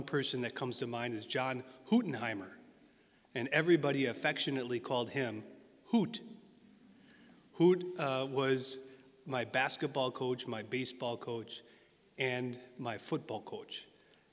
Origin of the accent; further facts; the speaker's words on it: Sturgeon Bay, Wisconsin, United States; I went to Catholic school growing up in Sturgeon Bay, Corpus Christi